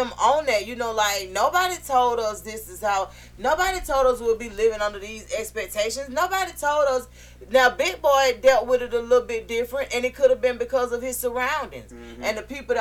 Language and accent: English; Atlanta, Georgia, United States; born and raised in Atlanta